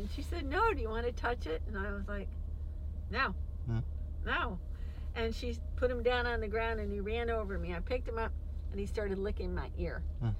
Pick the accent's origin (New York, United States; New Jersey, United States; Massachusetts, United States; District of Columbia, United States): New York, United States; now in Baltimore, United States; I grew up in New York, very close to the Hudson River.